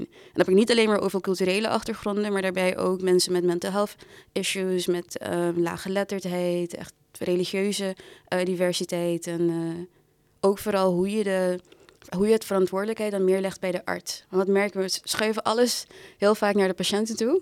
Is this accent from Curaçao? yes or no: yes; Curaçao; moved away as an adult; now in Amsterdam, Netherlands; Ik ben geboren en getogen op Curaçao met een Surinaamse moeder. Ik ben toen voor de studie verhuisd naar Amsterdam.